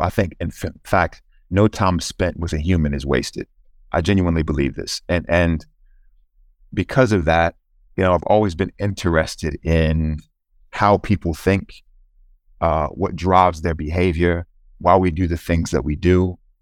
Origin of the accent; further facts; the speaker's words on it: Charlotte, North Carolina, United States; moved away; I grew up in a place called uh, Charlotte, North Carolina, which is the southeastern part of the US